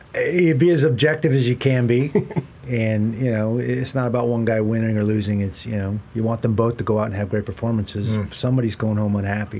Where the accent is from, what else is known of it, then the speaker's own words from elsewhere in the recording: Seattle, Washington, United States; I grew up in Seattle.